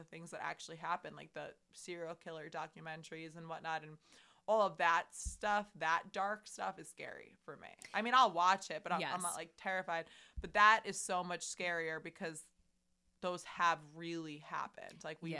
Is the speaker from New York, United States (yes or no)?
yes; Long Island, New York, United States; We're from Long Island.